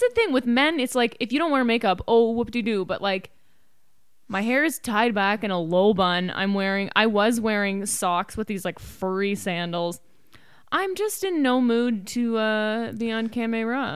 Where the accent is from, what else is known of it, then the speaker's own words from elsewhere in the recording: Canada; now in United States; we're Canadian.